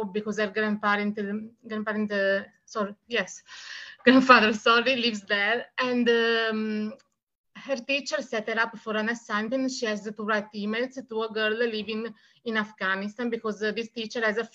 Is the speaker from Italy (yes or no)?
yes; Italy; English is a second language; I'm from Italy, and I am a writer, and I've published 4 books, 3 books in Italian